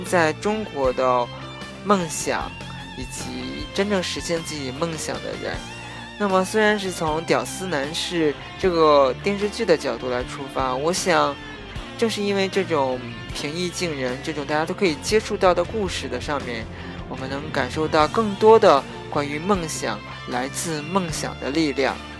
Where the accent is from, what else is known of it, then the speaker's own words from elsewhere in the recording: China; moved away; 符合我们中国国情的，特别是符合我们中国人